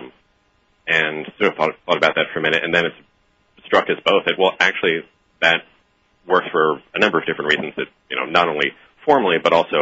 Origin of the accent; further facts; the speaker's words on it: New York, United States; as both Jonathan and I grew up in New York